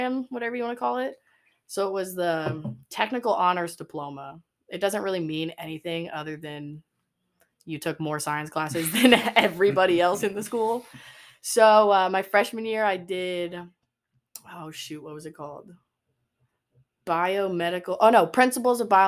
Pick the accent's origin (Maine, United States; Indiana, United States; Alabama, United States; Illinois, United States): Indiana, United States; Westfield; I'm from Westfield, Indiana. Tiny little town